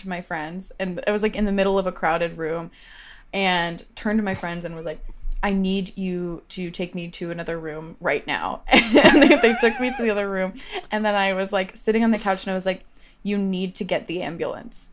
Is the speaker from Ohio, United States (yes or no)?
yes; Ohio, United States; I'm from Ohio